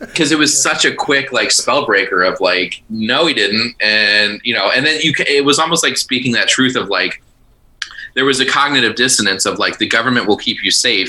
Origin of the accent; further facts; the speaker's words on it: Hinsdale, Illinois, United States; I'm originally from Hinsdale